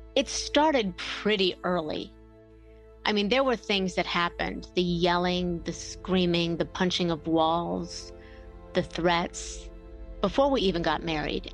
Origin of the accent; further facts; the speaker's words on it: Bellevue, Ohio, United States; I grew up in Bellevue, Ohio, which is a tiny little town smack between Toledo and Cleveland